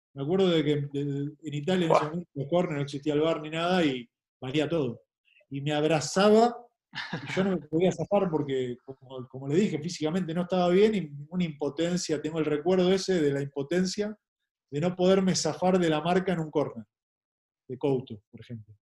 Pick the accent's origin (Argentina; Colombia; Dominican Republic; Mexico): Argentina; moved away as an adult; also born or lived in Asunción, Paraguay; como futbolista argentino me siento